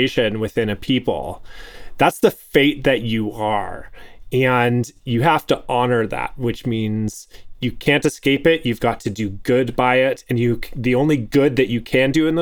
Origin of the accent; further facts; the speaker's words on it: Canada; I was born in Canada